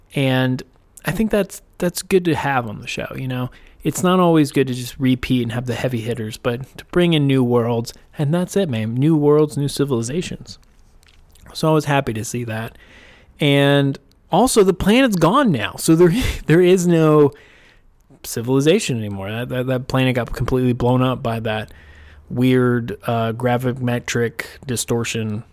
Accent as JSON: {"language": "English", "country": "United States", "said": "as an American"}